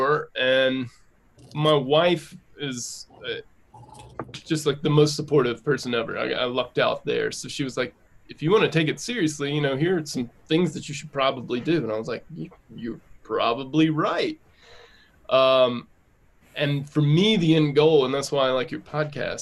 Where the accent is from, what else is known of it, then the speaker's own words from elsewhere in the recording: North Carolina, United States; now in Denver, United States; I live in Denver. I am from North Carolina